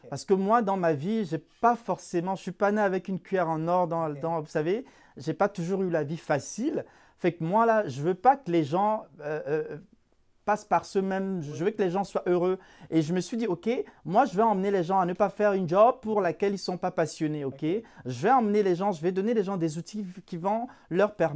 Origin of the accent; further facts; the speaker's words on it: Cameroon; moved away as an adult; now in Canada; je suis d'origine euh, africaine, plus précisément, je viens du Cameroun. J'ai émigré au, Canada il y a, en, 2015. Ça, fait, ça va faire trois ans, un mois que je suis au Canada.